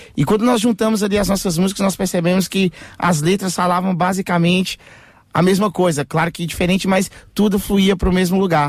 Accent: Portugal; nós somos portugueses.

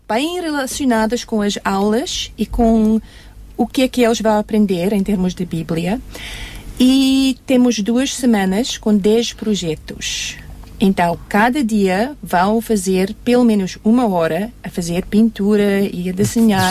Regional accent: South Africa; Portuguese is a second language; also born or lived in Germany; now in Portugal; sou alemã, mas cresci na África do Sul.

